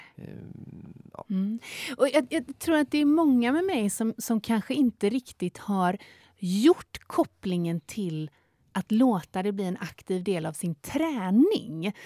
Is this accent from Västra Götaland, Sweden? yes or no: yes; north of Gothenburg, between Kungälv and Stenungsund, Västra Götaland, Sweden; also born or lived in Tjörn; Där jag är född och uppvuxen eh, eh, norr om, om Göteborg, eh, mellan Kungälv och Stenungsund vid havet ut där